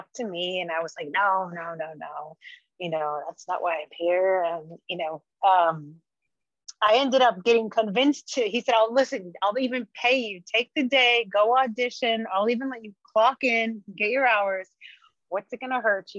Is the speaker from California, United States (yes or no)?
yes; Santa Cruz, California, United States; moved away as an adult; I loved growing up in Santa Cruz.